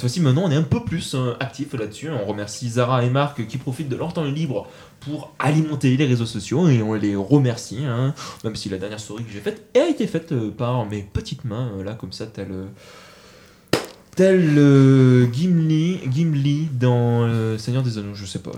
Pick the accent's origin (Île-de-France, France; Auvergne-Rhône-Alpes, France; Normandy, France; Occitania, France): Occitania, France; Montauban; now in Toulouse, France; Je suis Montalbanais mais je suis né à Montauban mais c'est bon maintenant je suis toulousain